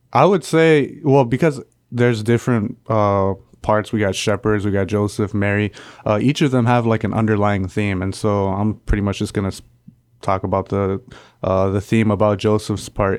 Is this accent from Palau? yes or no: yes; Palau; moved away as an adult; I come from the island of Palau.